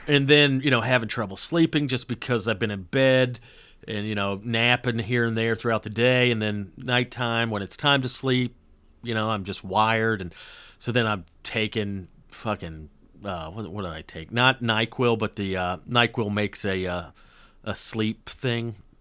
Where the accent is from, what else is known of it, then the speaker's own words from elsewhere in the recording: the South, United States; now in Los Angeles, United States; growing up in the South